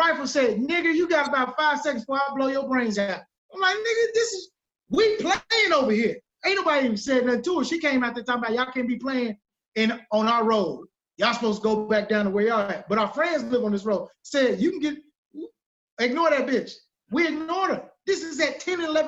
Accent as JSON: {"language": "English", "region": "Arkansas", "country": "United States", "said": "I'm from Arkansas."}